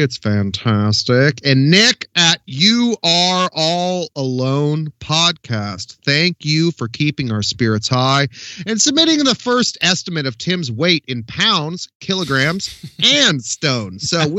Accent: Canada; yeah, exactly. Especially being Canadian

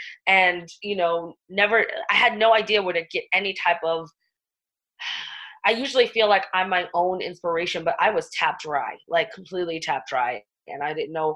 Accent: New York City, New York, United States; I'm from the Bronx and Staten Island. I'm a New York girl through and through

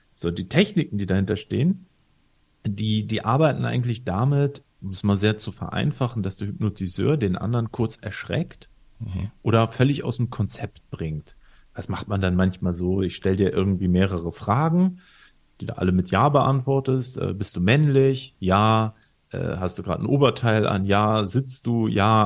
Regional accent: Northern Germany, Germany; in Norddeutschland, wo ich herkomme

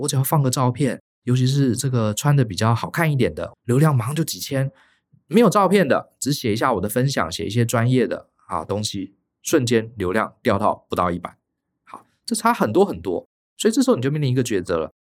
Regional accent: Taiwan; 我们台湾人

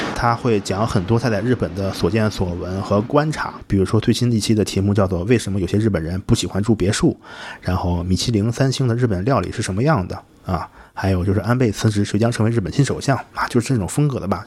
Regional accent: Hebei, China; moved away as an adult; also born or lived in Shandong / Shanghai; 我是河北的。然后我大学四年在山东念上海生活了五年

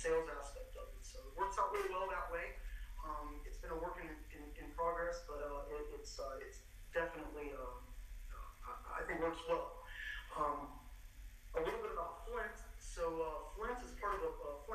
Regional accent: Argentina; now in Georgia, United States; I'm actually from Argentina. Been in the States for north of 30 years, but my family farms in Argentina, 1,000-acre row crop operation around the Cordoba area.

